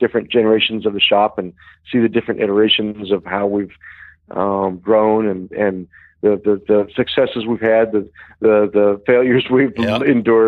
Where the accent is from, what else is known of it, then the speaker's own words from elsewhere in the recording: Chico, California, United States; we grew up in Chico, California, Northern California